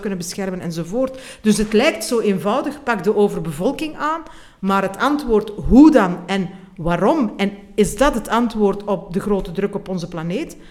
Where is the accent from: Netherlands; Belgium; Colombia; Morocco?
Belgium